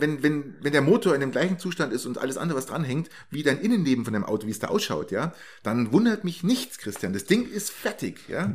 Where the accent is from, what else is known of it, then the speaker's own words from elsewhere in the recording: Germany; als blöder Deutscher